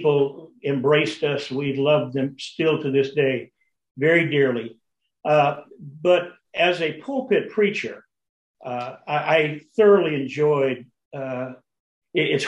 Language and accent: English; Phoenix, Arizona, United States; also born or lived in Tucson, Arizona; I was born and raised in Arizona, born in Tucson, raised in Phoenix.